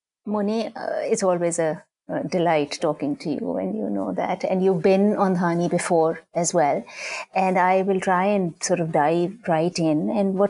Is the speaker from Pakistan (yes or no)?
yes; Pakistan; English is a second language; now in United States; certainly for myself, growing up in Pakistan, I was just, some people might even have taught me quite fear, as they say in Pakistan. But it was only when I came here